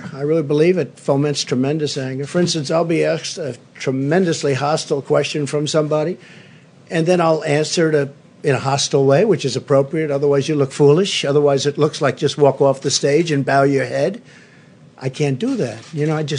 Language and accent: English; New York City, New York, United States; growing up in Queens